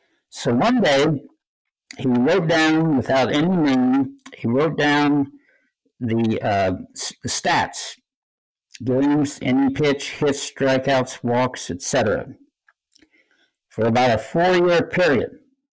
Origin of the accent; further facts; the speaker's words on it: Ohio, United States; moved away; one who grew up in a small town in Ohio